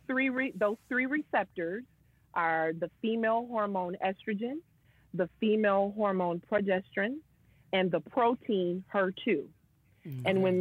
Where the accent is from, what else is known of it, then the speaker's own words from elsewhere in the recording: Michigan, United States; moved away as an adult; also born or lived in New York; relocate and come back to my hometown.